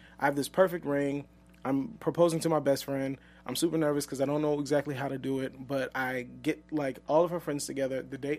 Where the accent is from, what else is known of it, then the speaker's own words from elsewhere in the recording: the South, United States; but we're both from the South, so there was a lot of pressure to get married.